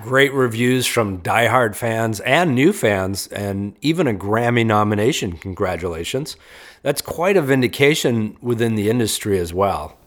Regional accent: Raleigh, North Carolina, United States; my hometown of Raleigh

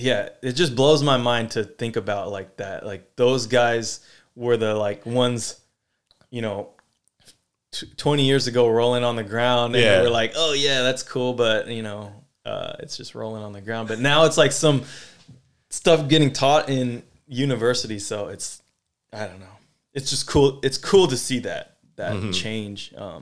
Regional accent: Sacramento, California, United States; like I grew up in Sacramento, you know, I know, you know, somewhat history mm-hmm. of everything, but I know it from the point of view in Sacramento.

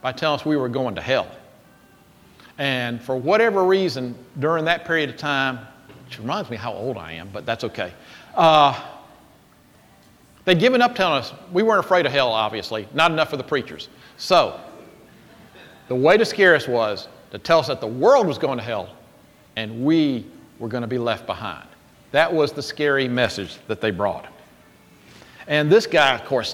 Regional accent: Jackson, United States; I was growing up in Jackson

